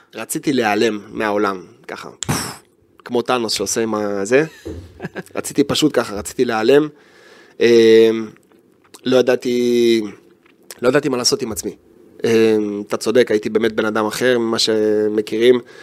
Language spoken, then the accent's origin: Hebrew; Israel